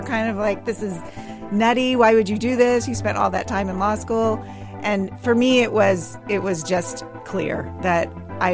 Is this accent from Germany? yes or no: no; Sugar Land, Texas, United States; I grew up in Sugar Land, Texas